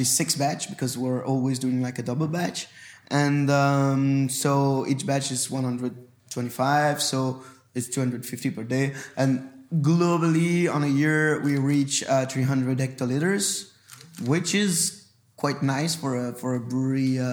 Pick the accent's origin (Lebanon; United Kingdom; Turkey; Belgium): Belgium; Brussels, Brussels-Capital Region; first language French; English is a second language; We are from Brussels. We grew up.